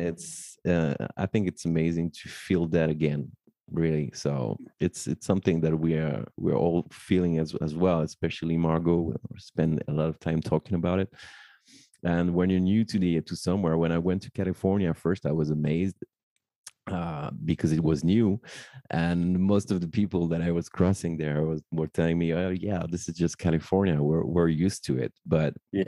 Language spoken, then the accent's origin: English; Paris, Île-de-France, France; born or raised there